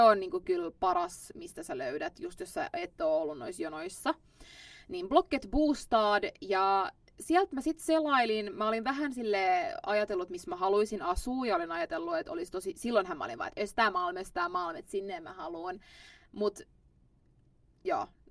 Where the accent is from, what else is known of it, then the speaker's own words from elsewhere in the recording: Finland; moved away as an adult; now in Stockholm, Sweden; Mä oon Suomesta